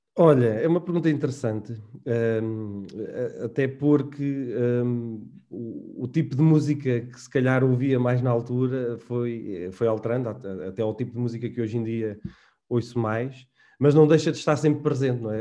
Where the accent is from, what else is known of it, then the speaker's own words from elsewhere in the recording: Manteigas, Centro, Portugal; moved away as an adult; also born or lived in Guarda; now in Lisbon, Portugal; fui nascido e criado em Manteigas, na Serra da Estrela, portanto, o típico serrano